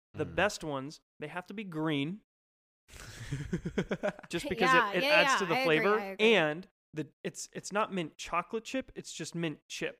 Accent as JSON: {"language": "English", "region": "Idaho", "country": "United States", "tie": "born there", "also_born_or_lived": "California / Minnesota / Colorado", "said": "Born in Idaho, not Montana. That's where my dad's family's from."}